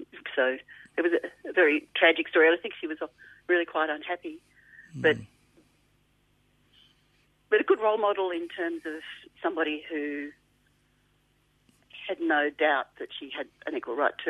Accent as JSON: {"language": "English", "town": "Melbourne", "region": "Victoria", "country": "Australia", "tie": "born or raised there", "said": "we grew up in North Clayton when it was still fields"}